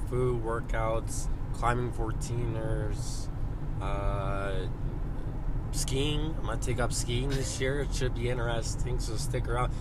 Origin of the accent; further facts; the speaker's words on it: Montana, United States; now in Colorado, United States; I am from Montana